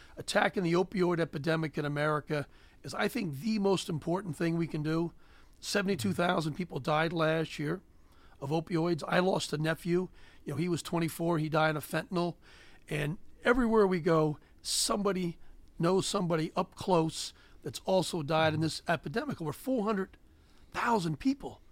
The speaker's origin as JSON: {"language": "English", "town": "Gettysburg", "region": "Pennsylvania", "country": "United States", "tie": "born or raised there", "also_born_or_lived": "Cheverly, Maryland", "said": "I grew up on a chicken and a hog farm. Uh, I was born in Cheverly, Maryland, but the farmers near Gettysburg, Pennsylvania"}